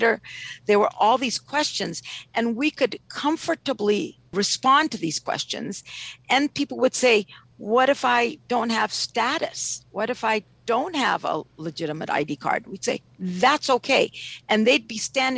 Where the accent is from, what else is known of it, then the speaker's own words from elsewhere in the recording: Ethiopia; now in Washington, D.C., United States; I'm originally from Ethiopia